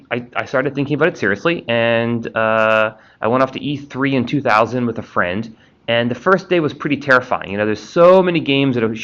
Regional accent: Washington D.C. and then New York City, East Coast, United States; I grew up on the East Coast in D.C. and then New York City

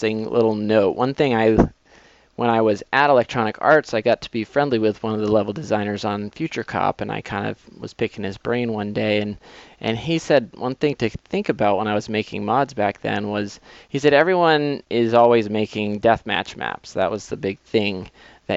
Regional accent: Massachusetts, United States; moved away; I grew up in Massachusetts

